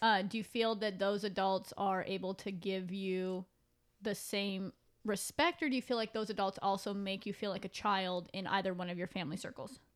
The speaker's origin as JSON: {"language": "English", "region": "Pacific Northwest", "country": "United States", "tie": "born or raised there", "moved": "yes", "said": "I'm from the Pacific Northwest and where I went to school, ninth grade was in junior high."}